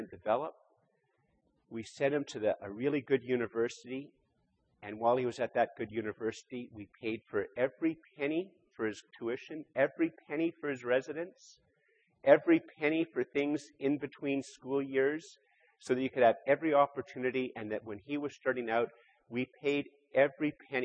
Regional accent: Canada; I'm born here in Canada.

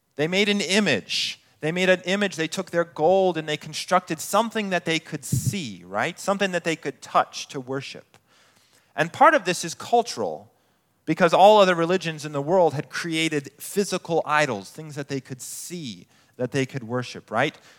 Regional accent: Colorado Springs, Colorado, United States; moved away as an adult; I grew up in Colorado Springs

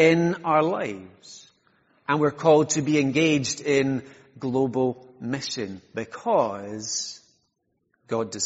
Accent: Isle of Skye, Scotland, United Kingdom; I'm from Skye, for those of you who haven't I met me, and because I'm from Sky, I get lots of tourist information questions

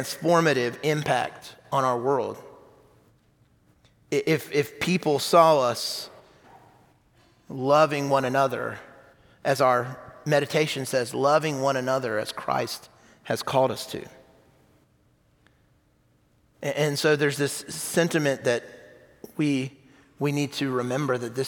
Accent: South Carolina, United States; moved away as an adult; now in Huntsville, United States; I was in my 20s, and I'm from South Carolina

